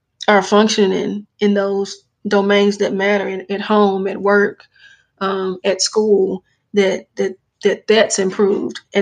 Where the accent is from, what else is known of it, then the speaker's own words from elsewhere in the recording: Jackson, Mississippi, United States; now in Madison, United States; I'm actually from the Jackson area, born and raised and grew up